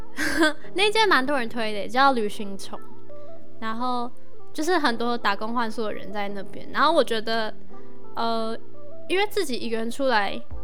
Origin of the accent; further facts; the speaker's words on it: northern Taiwan, Taiwan; 我是北部人